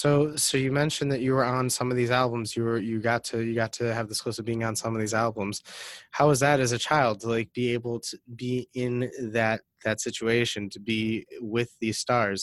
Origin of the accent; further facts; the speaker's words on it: Detroit, Michigan, United States; moved away; No, I'm from Detroit.